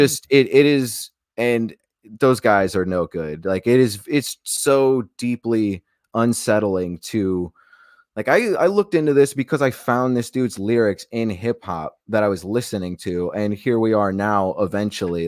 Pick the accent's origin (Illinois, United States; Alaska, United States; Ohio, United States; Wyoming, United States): Alaska, United States; also born or lived in Macon, Georgia; now in Florida, United States; I was born thirty minutes outside of Eatonton in Macon, Georgia. Raised my life, uh, most of my life in Alaska